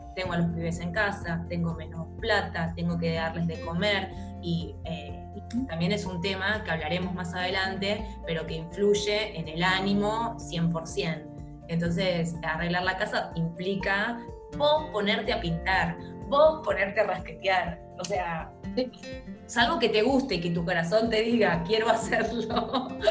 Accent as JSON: {"language": "Spanish", "country": "Argentina", "said": "Nosotras somos de Argentina"}